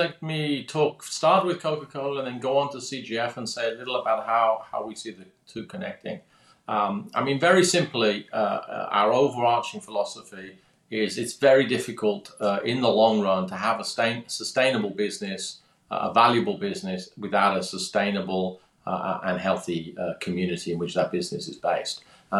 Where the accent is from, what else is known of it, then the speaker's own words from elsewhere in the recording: London, United Kingdom; I'm obviously from my accent, or perhaps not quite as obviously, I'm British, born in London, born in the UK. I grew up there, and eventually, because I was good at sciences, I actually ended up doing electronic engineering at university